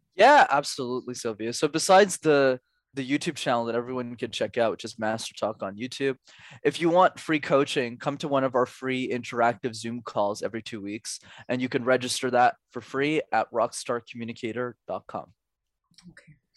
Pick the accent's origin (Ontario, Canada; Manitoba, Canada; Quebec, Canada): Quebec, Canada; Montreal; I grew up in Montreal, which is a city where you need to speak French, and I studied my whole life in French despite struggling with it